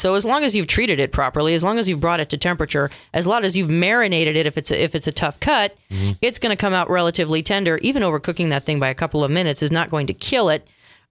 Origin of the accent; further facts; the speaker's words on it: Canada; I'm going to say Canada because I'm Canadian and I like to drink mojitos.